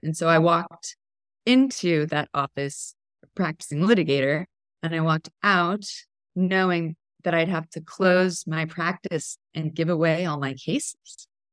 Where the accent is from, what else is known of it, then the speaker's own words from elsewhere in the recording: Texas, United States; moved away; also born or lived in Portland, Oregon; I grew up in Texas